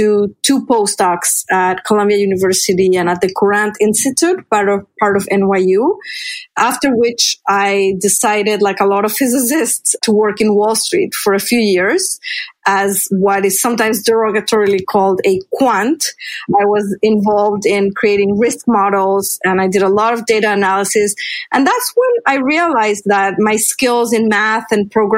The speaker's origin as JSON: {"language": "English", "region": "Mexico City", "country": "Mexico", "tie": "born or raised there", "moved": "yes", "said": "growing up in Mexico City, I was discouraged from pursuing a career in physics and math"}